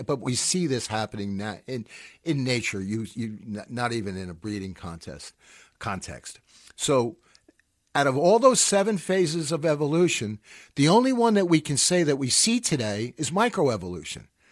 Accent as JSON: {"language": "English", "country": "United States", "lives_now": "New York, United States", "said": "I'm an American living in New York"}